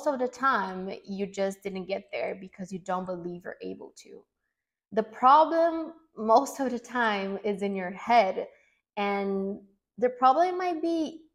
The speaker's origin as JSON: {"language": "English", "country": "Brazil", "tie": "born or raised there", "second_language": "English", "moved": "as an adult", "said": "I'm from Brazil. I'm 26 years old now, and until 2 years ago, I was living in Brazil in a small town"}